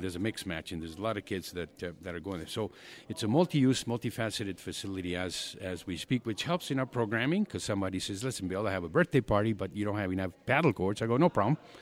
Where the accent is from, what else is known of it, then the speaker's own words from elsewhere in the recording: Argentina; now in Calgary, Canada; born and raised in Argentina